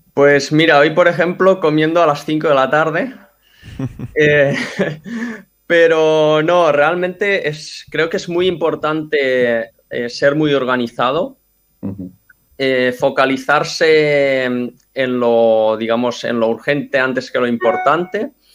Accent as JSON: {"language": "Spanish", "town": "Mataró", "region": "Catalonia", "country": "Spain", "said": "yo soy de Mataró, estudié aquí y estudié en la universidad."}